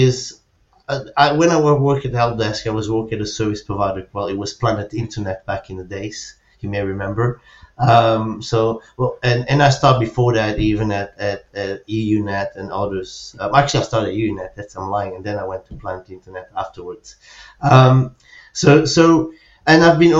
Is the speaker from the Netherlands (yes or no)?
no; Belgium; moved away as an adult; now in Spain; I'm originally from Belgium. I moved to Spain around 10 years ago